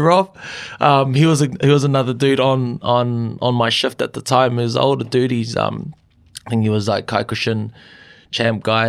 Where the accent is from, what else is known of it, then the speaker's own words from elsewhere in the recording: Auckland, New Zealand; growing up in Auckland